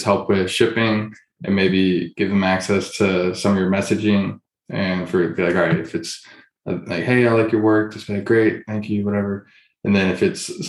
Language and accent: English; Houston, Texas, United States; I'm from Houston, so go to like an Astros or Texans game growing up